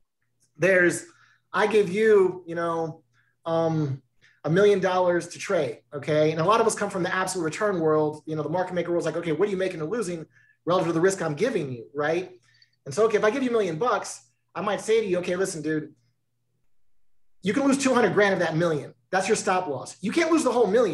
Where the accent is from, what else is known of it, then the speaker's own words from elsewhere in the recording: California, United States; I grew up in California.